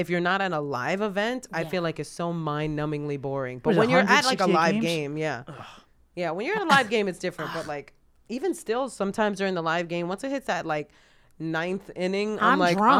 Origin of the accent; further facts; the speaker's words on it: Boston, Massachusetts, United States; Why is it because I'm from Boston?